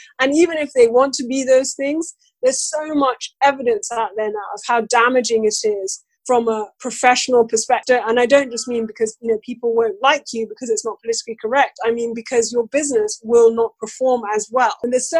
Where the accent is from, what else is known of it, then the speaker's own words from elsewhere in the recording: Nigeria; As a Black woman, as a Nigerian, those characteristics that I have more of an impact on how people treat me